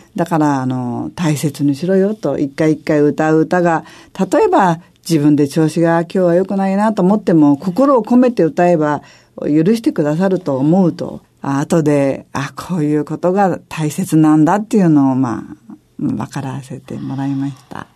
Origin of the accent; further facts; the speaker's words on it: Tokyo, Japan; 渋谷の生まれ